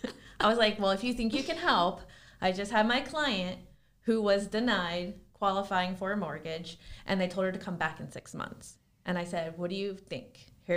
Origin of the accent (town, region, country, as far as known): West Palm Beach, Florida, United States; born or raised there